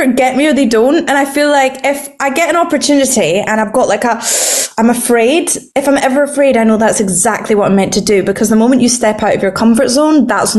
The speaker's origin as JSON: {"language": "English", "region": "Scotland", "country": "United Kingdom", "said": "I'm a girl from Scotland"}